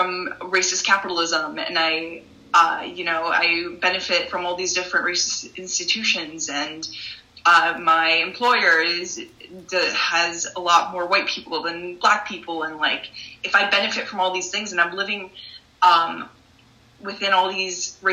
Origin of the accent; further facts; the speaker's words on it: Northeast, United States; I grew up in the Northeast